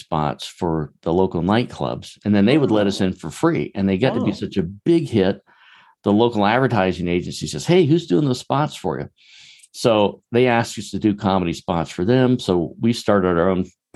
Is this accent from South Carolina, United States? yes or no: yes; Charleston, South Carolina, United States; I grew up in Charleston, South Carolina, just a long way from Hollywood